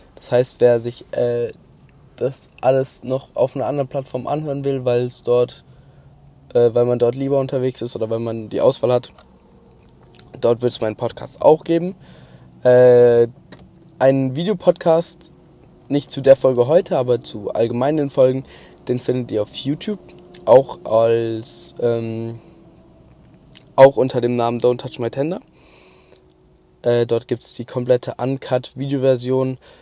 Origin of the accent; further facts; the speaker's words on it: Mannheim, Baden-Württemberg, Germany; also born or lived in Kronau; danach bin ich nach Mannheim gezogen